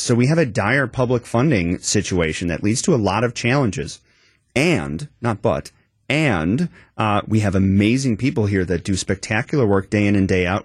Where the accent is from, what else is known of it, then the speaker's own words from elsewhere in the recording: Madison, Wisconsin, United States; I grew up in Wisconsin, Madison area